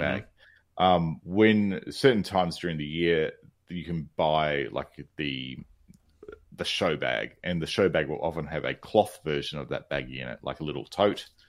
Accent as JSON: {"language": "English", "country": "Australia", "said": "I'm Australian"}